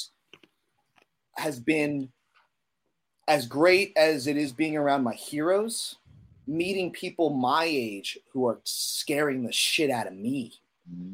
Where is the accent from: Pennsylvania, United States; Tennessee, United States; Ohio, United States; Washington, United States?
Pennsylvania, United States; moved away as an adult; also born or lived in Boston / New York; I grew up in Pennsylvania